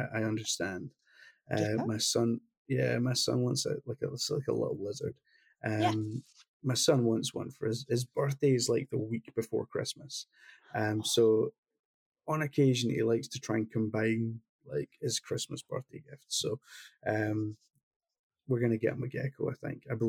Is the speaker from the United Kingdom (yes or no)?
yes; Glasgow, Scotland, United Kingdom; the same city I came from Glasgow